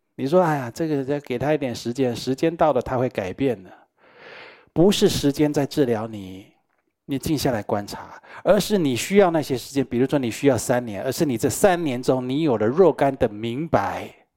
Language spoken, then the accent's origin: Chinese; Taiwan; 我们台湾人最会讲了